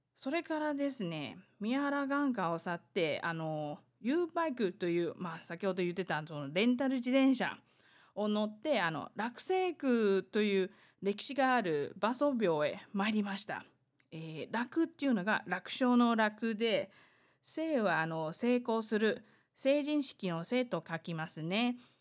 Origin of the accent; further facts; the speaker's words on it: Taiwan; Japanese is a second language; 台湾生まれ台湾育ち